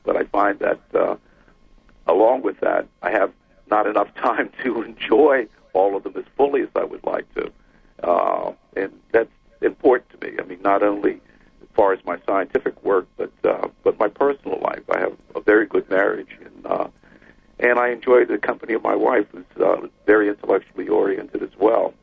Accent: New York City, New York, United States; I was the oldest of four children, and I grew up in the Bronx

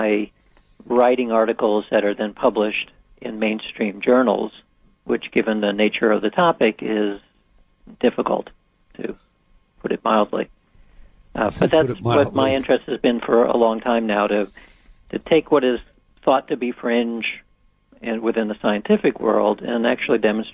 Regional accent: Atlanta, Georgia, United States; I grew up in Atlanta, Georgia

